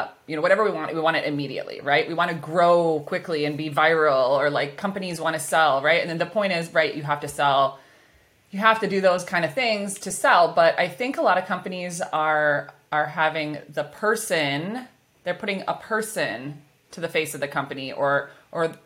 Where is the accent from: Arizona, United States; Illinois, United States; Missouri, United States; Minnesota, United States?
Minnesota, United States; accent: Minnesotan; my Minnesotan accent